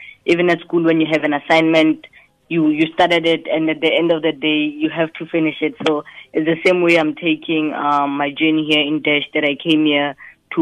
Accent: South Africa; moved away as an adult; now in United States; we're proudly from South Africa

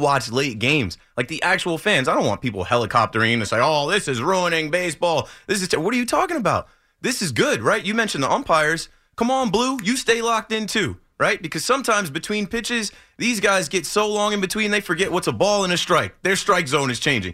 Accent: Ocean Township, New Jersey, United States; from Ocean Township High School

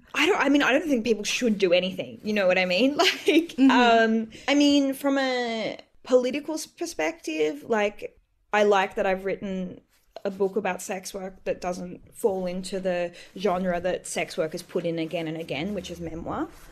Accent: Bellingen, New South Wales, Australia; also born or lived in Coffs Harbour; when I grew up in Bellingen and I went to school in Coffs

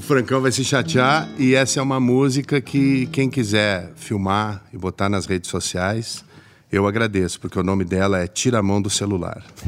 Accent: Brazil; now in Porto, Portugal; a gente é brasileiro

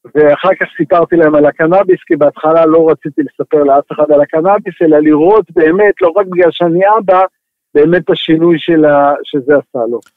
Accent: Israel; אני גדלתי במושב, מושבניק

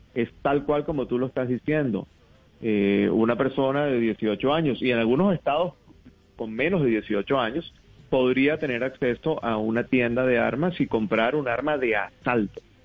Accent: Venezuela; now in United States; yo soy venezolano

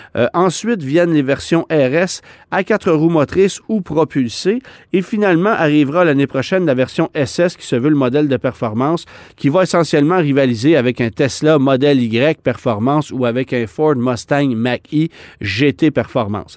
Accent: Quebec, Canada; chez nous au Québec

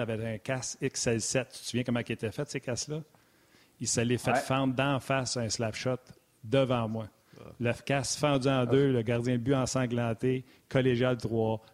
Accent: Laval, Quebec, Canada; je suis de Laval

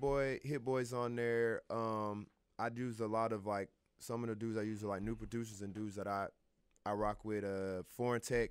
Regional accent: Atlanta, Georgia, United States; also born or lived in Birmingham, Alabama / Los Angeles; I'm from Atlanta.

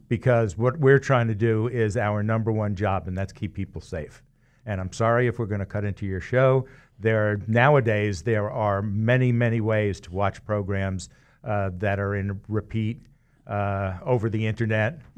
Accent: New York, United States; now in Wichita, United States; growing up in New York, where you have two teams at a minimum in every sport

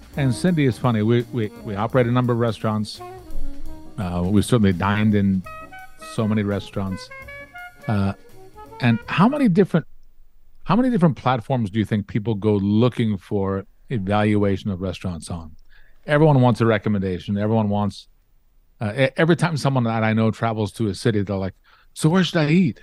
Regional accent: Baltimore, Maryland, United States; growing up in Baltimore

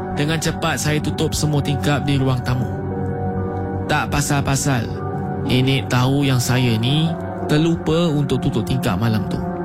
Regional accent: Malacca, Malaysia; saya ni orang Melaka

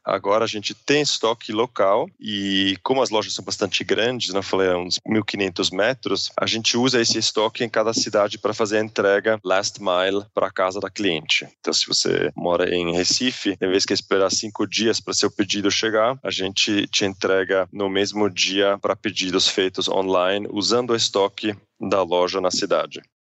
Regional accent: Zurich, Switzerland; Portuguese is a second language; moved away as an adult; also born or lived in United States / England / New York; now in Brazil; sou suíço, sou de Zurique

